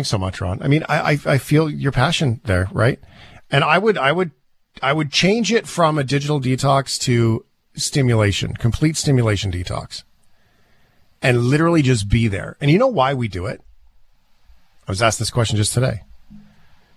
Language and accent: English; Port Alberni, British Columbia, Canada; I grew up in Port Alberni